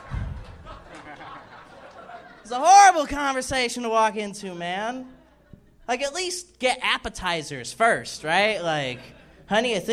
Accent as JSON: {"language": "English", "town": "Caledonia", "region": "Missouri", "country": "United States", "tie": "born or raised there", "moved": "yes", "said": "I grew up in Missouri."}